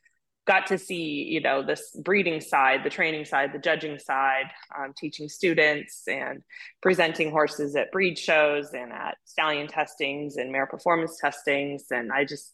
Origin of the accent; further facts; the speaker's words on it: Hawaii, United States; also born or lived in California; now in Wellington, United States; I grew up in Hawaii riding.